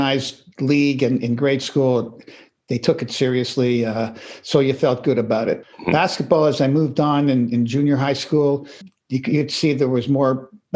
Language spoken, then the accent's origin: English; Toronto, Ontario, Canada; I grew up in the middle part of the city in Toronto